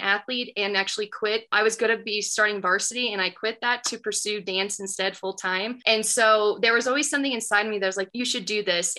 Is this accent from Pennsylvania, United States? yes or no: no; Nebraska, United States; now in Colorado, United States; I'm born and raised in Gary, Nebraska